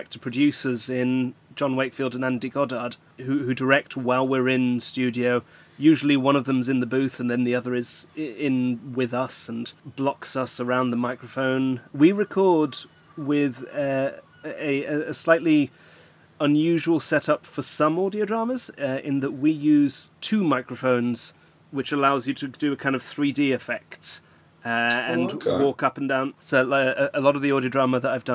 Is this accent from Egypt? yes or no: no; Flanders, Belgium; moved away; I grew up in Belgium, and I would have grown up watching Star Trek on Flemish TV